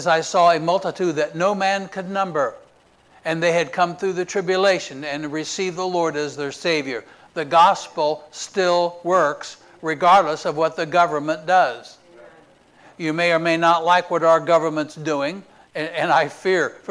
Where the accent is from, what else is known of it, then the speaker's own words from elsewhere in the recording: Indiana, United States; now in Florida, United States; We're from Indiana